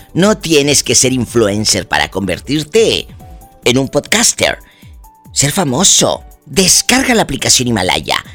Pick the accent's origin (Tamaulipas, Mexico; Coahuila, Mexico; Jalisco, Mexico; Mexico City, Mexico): Tamaulipas, Mexico; Matamoros; me encanta mi tierra. Mi tierra, mi Valle mi Matamoros, mi Tamaulipas.